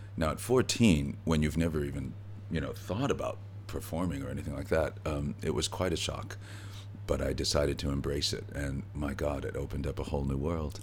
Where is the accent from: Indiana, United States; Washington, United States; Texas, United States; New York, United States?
Indiana, United States; Gary; also born or lived in Merrillville, Indiana; when I was growing up in Gary. It wasn't until I was 14 years old we moved to a new town adjacent to Gary called Merrillville